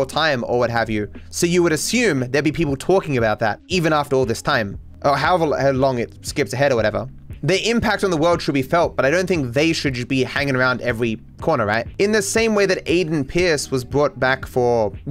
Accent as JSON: {"language": "English", "country": "Australia", "said": "I'm Australian"}